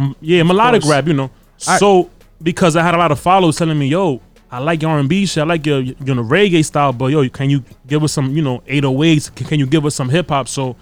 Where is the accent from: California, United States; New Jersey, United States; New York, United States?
New York, United States; New York City; I grew up in Brooklyn, so you know, I grew up with a diverse background.